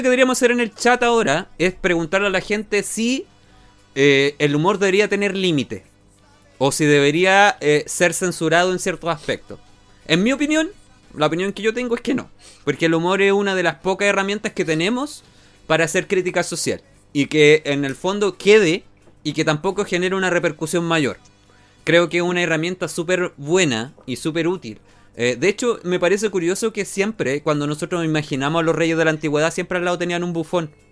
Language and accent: Spanish; Chile